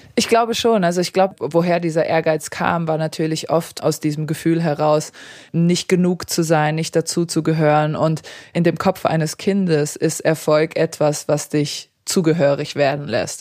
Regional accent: Darmstadt, Hesse, Germany; German is a second language; also born or lived in Serbia; Also Deutschland war schon immer meine Heimat.

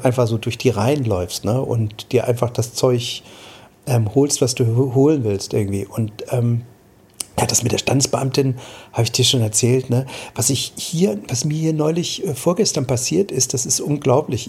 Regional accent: Germany; bei uns in Deutschland

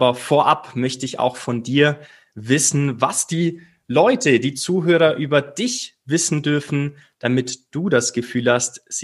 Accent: Bavaria, Germany; weil sie nicht nur aus meiner Heimat kommt, äh, wenn man so möchte, aus dem wunderschönen Allgäu

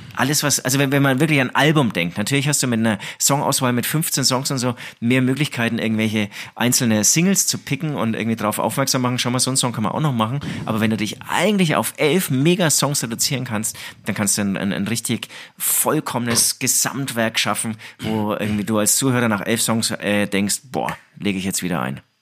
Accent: Herzogenaurach, Bavaria, Germany; now in Munich, Germany; ich bin in Herzogenaurach aufgewachsen

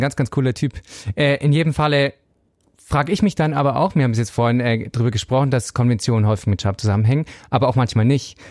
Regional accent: Southern Bavaria, Germany; ich komme aus Südbayern, streng katholisch

